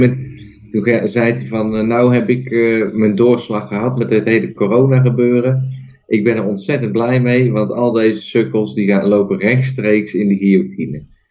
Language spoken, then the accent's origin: Dutch; Netherlands; Ik ben nog steeds geboren in Nederland